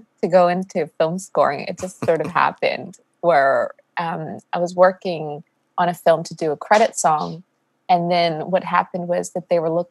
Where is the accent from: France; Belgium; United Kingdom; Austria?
Austria; moved away; I'm originally from Austria, so even further east than DC